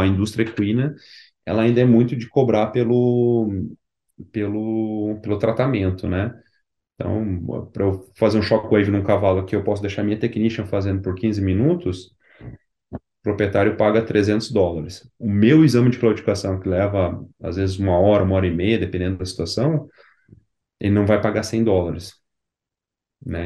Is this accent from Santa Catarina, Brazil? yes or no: no; Curitiba, Paraná, Brazil; moved away as an adult; now in College Station, United States; eu sou de Curitiba